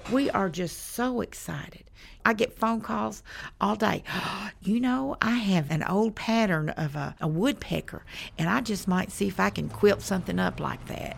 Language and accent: English; Brinkley, Arkansas, United States; I was born in Brinkley, and it's flat since we're on the Delta